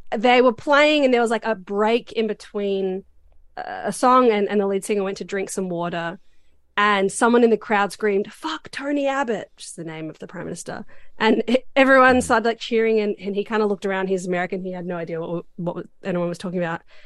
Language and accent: English; Australia; I'm Australian